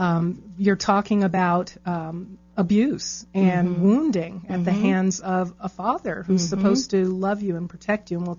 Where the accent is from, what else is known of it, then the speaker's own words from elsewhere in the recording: New York, United States; growing up in New York, we had Nathan's